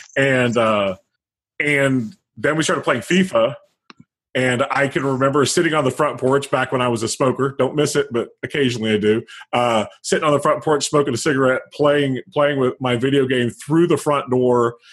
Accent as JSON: {"language": "English", "region": "Midwest", "country": "United States", "tie": "born or raised there", "said": "I grew up in the Midwest"}